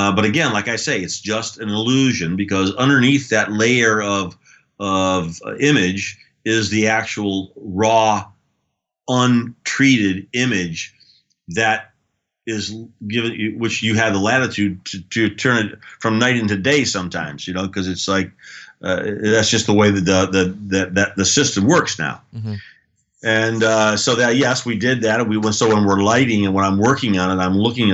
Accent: United States; I come from the United States

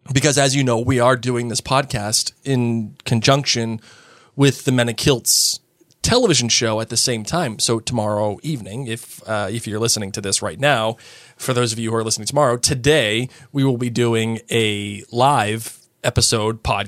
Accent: United States; as an American

